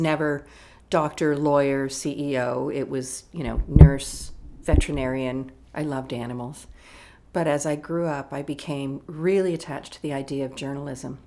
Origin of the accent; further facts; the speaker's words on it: Toronto, Ontario, Canada; I was from Toronto. My parents were still here